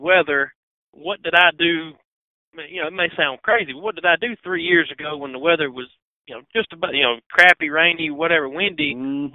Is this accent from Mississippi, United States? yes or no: yes; Northeast Mississippi, United States; moved away as an adult; now in Mississippi Delta, United States; I'm from Northeast Mississippi. I've lived, been in around the Delta for about 10 years now.